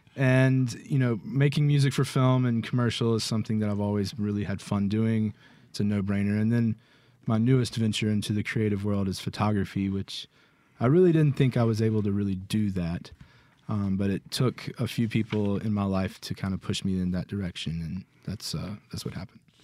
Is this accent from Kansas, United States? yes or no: no; Jackson, Mississippi, United States; also born or lived in Flowood; born and raised in Jackson